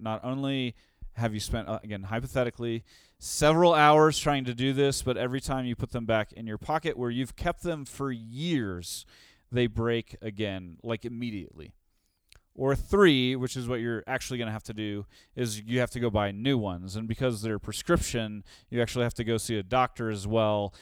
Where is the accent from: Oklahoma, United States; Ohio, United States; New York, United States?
Oklahoma, United States; Tulsa; also born or lived in Saint Louis; now in Denver, United States; In Tulsa, where I grew up